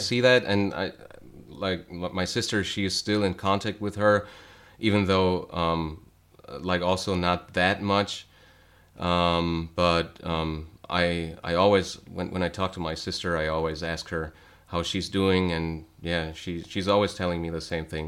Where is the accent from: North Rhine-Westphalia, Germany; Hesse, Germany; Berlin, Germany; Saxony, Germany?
North Rhine-Westphalia, Germany; also born or lived in Cologne; I was born, uh, and then later raised in, um, a small town in North Rhine-Westphalia, which is in the west of Germany